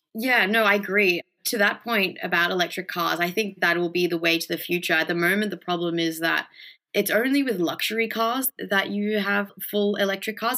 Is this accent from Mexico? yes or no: yes; Mexico; now in Australia; I grew up in Mexico